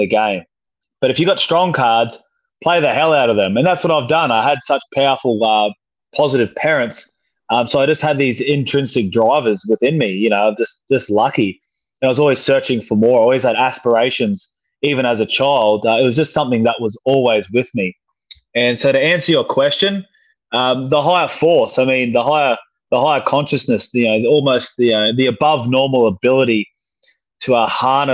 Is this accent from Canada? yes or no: no; Mission Beach, Queensland, Australia; I grew up in North Queensland, a little town called Mission Beach